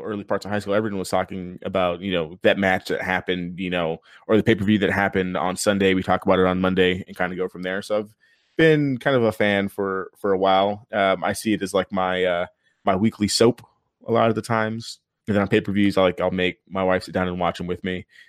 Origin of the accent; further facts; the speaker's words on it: El Paso, Texas, United States; I grew up in El Paso